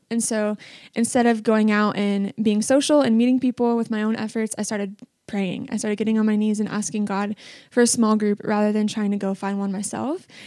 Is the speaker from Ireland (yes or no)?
no; Washington, United States; So I came from Washington State and I didn't know anyone except for one person, McKinley Gunzel, and her little sister was one of my best friends growing up.